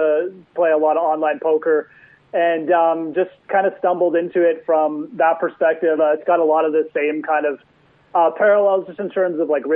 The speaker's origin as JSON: {"language": "English", "country": "Canada", "said": "as a Canadian"}